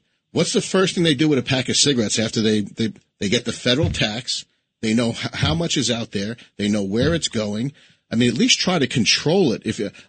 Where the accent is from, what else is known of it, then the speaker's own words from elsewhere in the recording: New York City, New York, United States; I was born and raised in New York City, never smoked pot in my whole life.